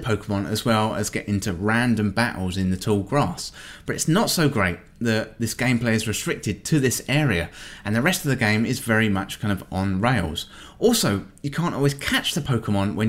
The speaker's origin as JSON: {"language": "English", "region": "England", "country": "United Kingdom", "said": "being English"}